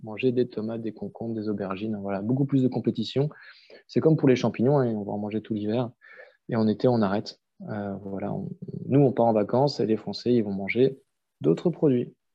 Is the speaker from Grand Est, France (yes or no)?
yes; Strasbourg, Grand Est, France; j'ai grandi à Strasbourg, en ville